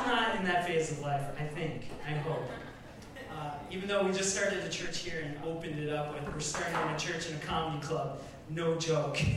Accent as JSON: {"language": "English", "town": "Coon Rapids", "region": "Minnesota", "country": "United States", "tie": "born or raised there", "said": "I was born and raised in Coon Rapids, Minnesota."}